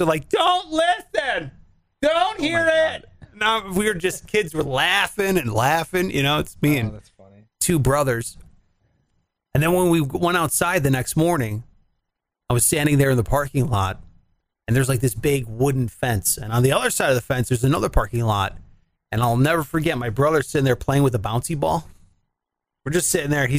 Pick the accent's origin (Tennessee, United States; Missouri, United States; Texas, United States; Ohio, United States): Ohio, United States; Cleveland; I'm from Cleveland